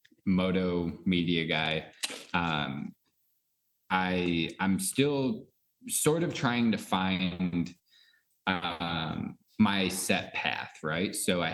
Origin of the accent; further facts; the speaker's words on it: New York, United States; moved away; I came from New York. I moved out here about 3 years ago